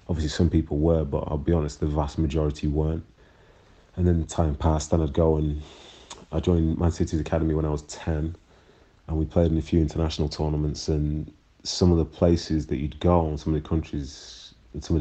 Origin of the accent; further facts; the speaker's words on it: Manchester, North West England, United Kingdom; also born or lived in Nigeria / Miles Platting; being raised in Manchester in the 90s, I did experience a few things. My whole family did because we, you know, we came from we came from Nigeria and we were at the time, I think, one of the very few, if not the only, black family that was in Miles Platting around that time.